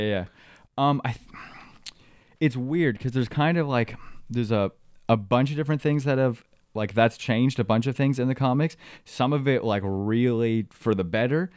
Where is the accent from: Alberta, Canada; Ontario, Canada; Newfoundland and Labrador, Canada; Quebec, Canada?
Ontario, Canada; Midland; also born or lived in Waubaushene, Ontario; I grew up in Midland, Ontario